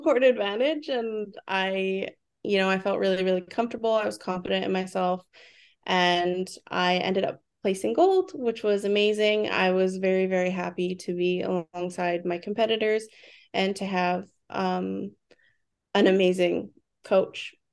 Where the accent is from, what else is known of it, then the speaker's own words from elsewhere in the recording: Vancouver, British Columbia, Canada; I was born and raised in Vancouver, B C